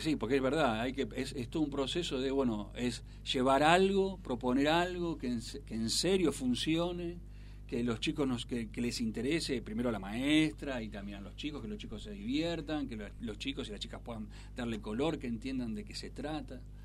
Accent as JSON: {"language": "Spanish", "town": "Ciudadela", "region": "Buenos Aires Province", "country": "Argentina", "said": "yo soy del conurbano de Buenos Aires, soy de Ciudadela"}